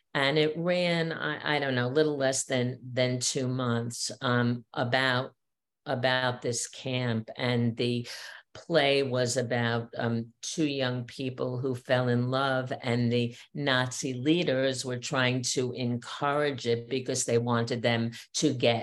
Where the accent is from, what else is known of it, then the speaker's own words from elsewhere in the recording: New York City, New York, United States; I grew up in Queens